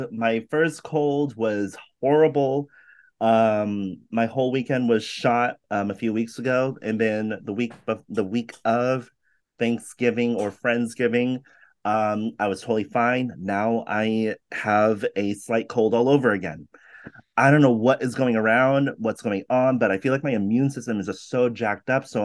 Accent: California, United States; You know, I'm very Californian.

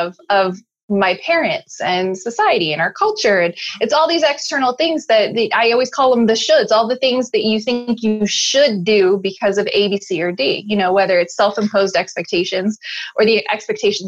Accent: Chicago, Illinois, United States; moved away; also born or lived in Alaska / Salt Lake City, Utah; I'm originally from Chicago, moved to Alaska with my mom

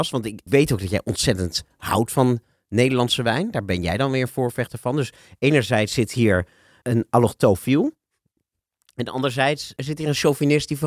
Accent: Netherlands; Wij Nederlanders.

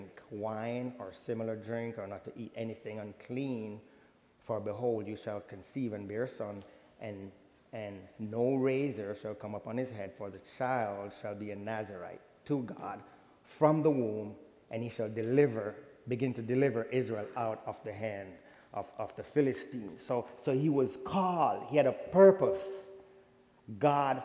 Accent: Jamaica; I'm from Jamaica

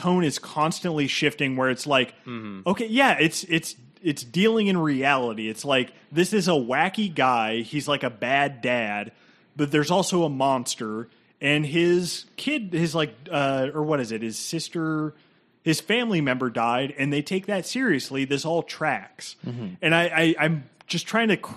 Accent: United States; I'm an American person

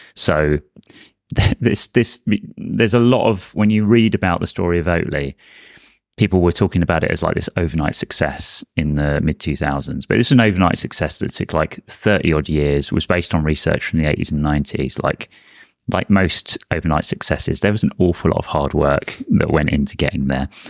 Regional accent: Brighton, South East England, United Kingdom; born or raised there

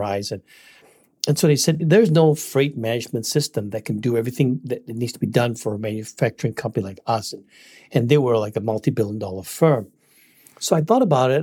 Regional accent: Singapore; moved away as an adult; also born or lived in Malaysia; now in United States; I'm from Singapore. I was born in Malaysia, and then my parents moved to Singapore when I was one year old.

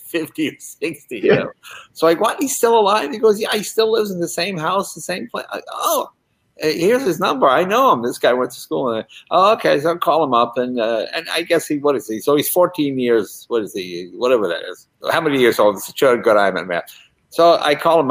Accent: Andover, Massachusetts, United States; I grew up in Andover, Massachusetts, which is about 20 miles south of the New Hampshire border.

